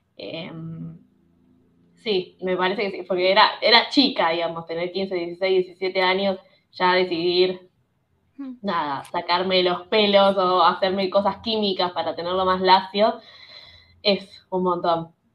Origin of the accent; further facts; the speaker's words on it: Buenos Aires, Argentina; yo soy de Buenos Aires, muy porteña